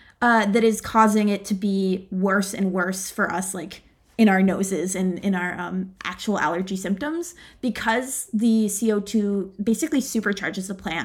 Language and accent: English; Pittsburgh, Pennsylvania, United States; also born or lived in Virginia; Yeah, so I grew up in Pittsburgh. I love the city. It's my hometown.